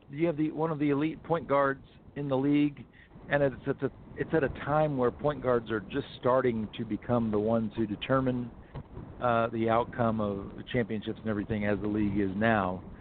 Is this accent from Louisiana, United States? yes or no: no; Houston, Texas, United States; And part of that is growing up in Houston, uh, you know, watching the Rockets as a dominant defensive team.